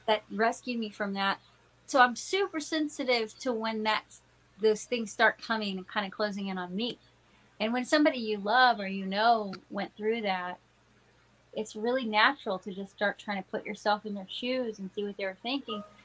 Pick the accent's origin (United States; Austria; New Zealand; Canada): United States; Texas; now in Pittsburgh, United States; that's my hometown, you know, my home state